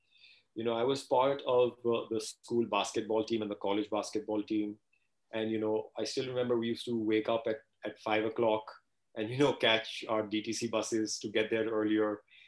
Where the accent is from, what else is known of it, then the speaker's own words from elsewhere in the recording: Canada; I'm very grateful that my parents put me into Taekwondo class. While I was growing up in Canada, you know, so that again was totally disciplined.